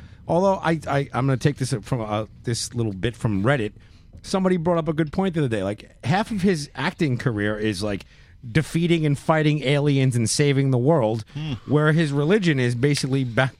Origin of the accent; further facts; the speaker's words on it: New York City, New York, United States; I'm from New York City.